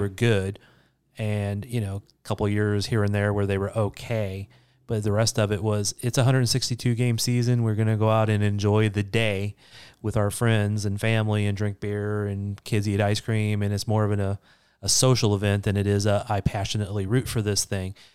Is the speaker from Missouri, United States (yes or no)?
yes; St. Louis, Missouri, United States; I grew up in Saint Louis